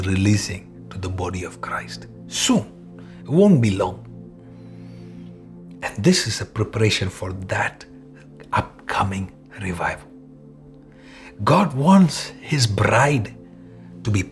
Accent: Malayali, Kerala, India; first language Malayalam; English is a second language; All my Malayali people

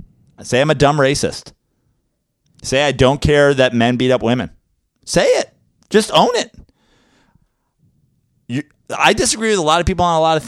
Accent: the South, United States; I'm from the South. I fucking, we've hated black people down here forever.

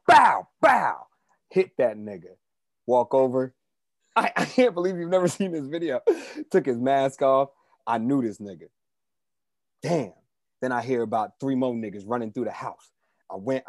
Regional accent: New Jersey, United States; I'm from New Jersey

